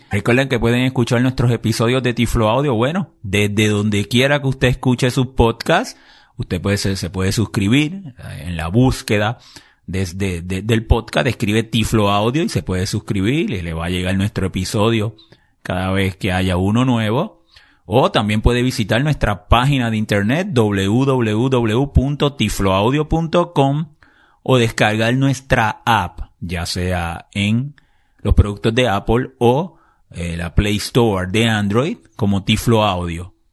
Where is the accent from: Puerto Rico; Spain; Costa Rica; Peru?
Puerto Rico; yo soy puertorriqueño